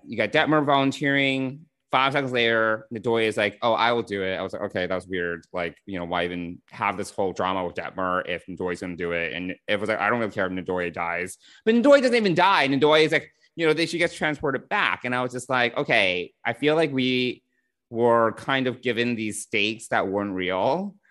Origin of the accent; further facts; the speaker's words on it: New York, United States; I'm a bad New Yorker